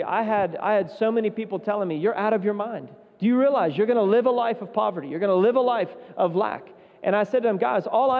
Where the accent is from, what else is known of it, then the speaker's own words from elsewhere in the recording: West Virginia, United States; moved away as an adult; also born or lived in Zambia; I was from West Virginia, which is kind of, you know, a redneck state